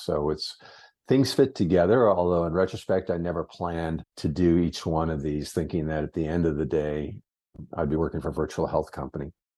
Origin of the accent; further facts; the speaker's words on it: Massachusetts, United States; moved away; also born or lived in Concord, New Hampshire; I grew up in Massachusetts